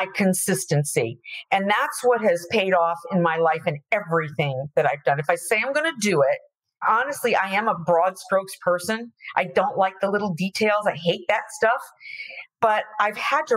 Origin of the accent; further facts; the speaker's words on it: Florida, United States; I'm from Florida